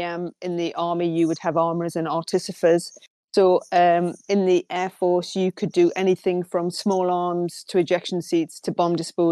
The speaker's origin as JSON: {"language": "English", "town": "Newcastle upon Tyne", "region": "North East England", "country": "United Kingdom", "accent": "Geordie", "said": "I'm a Geordie, as you can tell. I left school when I was 15"}